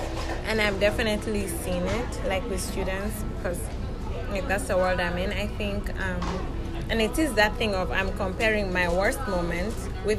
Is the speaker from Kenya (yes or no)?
yes; Nairobi, Kenya; moved away as an adult; now in United States; So I'm from Nairobi, Kenya, and I have 3 boys, and I'm married. And when I moved to America